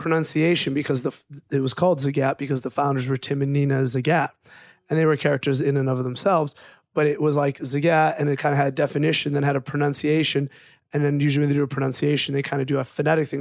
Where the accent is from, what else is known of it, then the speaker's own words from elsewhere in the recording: Chicago, Illinois, United States; also born or lived in Cleveland, Ohio; I am, was born in Cleveland, Ohio, but left when I was a little over two years older than my brother. So left Before he was a year old, so let's say I left when I was about three, he was about one, moved to Chicago, which is basically where I grew up